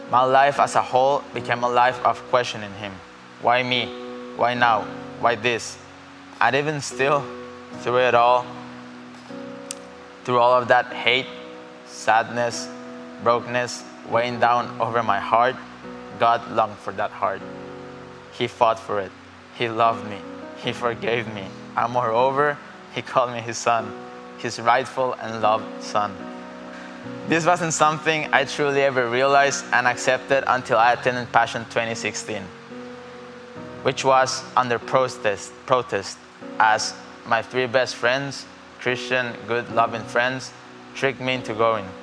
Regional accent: Costa Rica

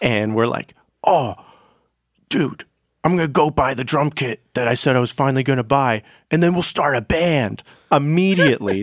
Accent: Macomb County, Michigan, United States; I grew up on, like, the, like, Macomb County

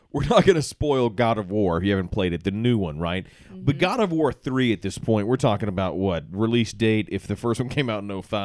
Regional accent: Alabama, United States; I'm from Alabama

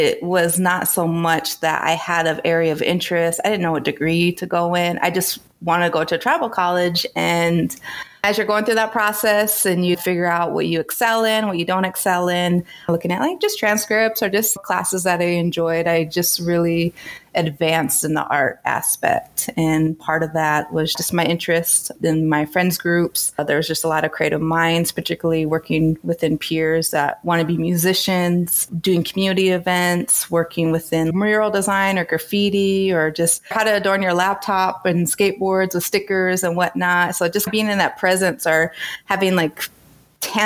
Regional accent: North Dakota, United States; moved away as an adult; now in Toronto, Canada; So North Dakota, South Dakota

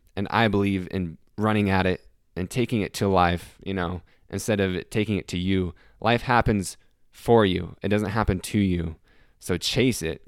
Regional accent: Salt Lake City, Utah, United States; moved away as an adult; now in Greenville, United States; I'm moving away from Salt Lake City, Utah, where I was born and have lived my entire life.

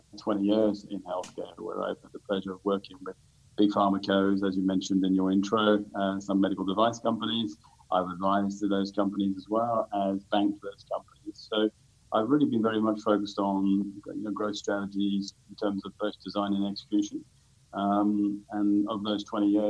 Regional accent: London, United Kingdom; moved away as an adult; also born or lived in Sydney, Australia / Tokyo, Japan / Switzerland; now in Singapore; I'm a Brit originally, so born in the UK, born in London.

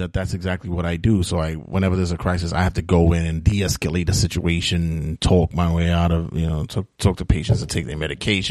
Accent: New York City, New York, United States; I'm from New York City

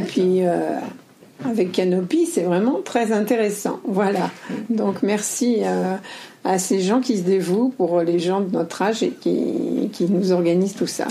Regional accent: western France, France; je suis de l'Ouest

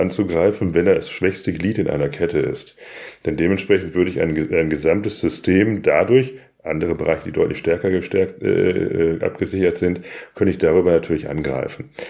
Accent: Germany; als Deutsche, aber auch als Europäer

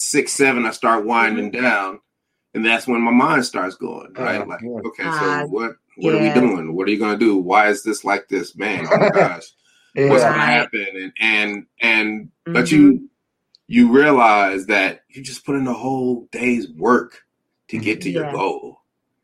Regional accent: Denver, Colorado, United States; I'm from Denver, Colorado, and then it was snow. We were the only family in the neighborhood that had a snowblower.

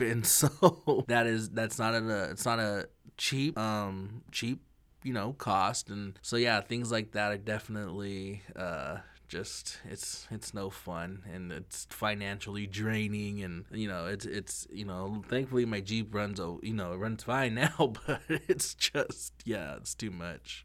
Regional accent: Lapwai, Idaho, United States; I'm from Lapoy. I'm proud to be from Lapoy

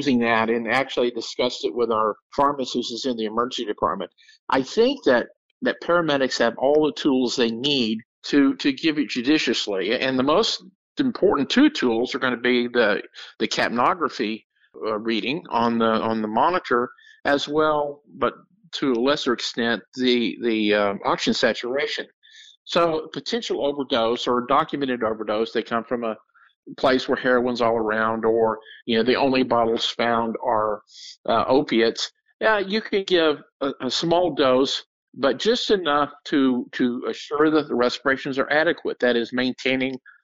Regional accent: Texas, United States; I'm from Texas

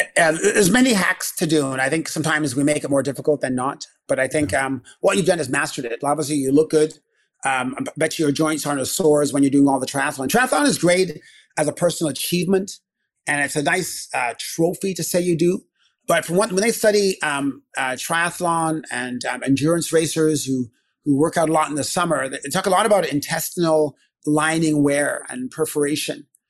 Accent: Canada; also born or lived in England; I'm Canadian. Born in England. Uh, grew up in Canada

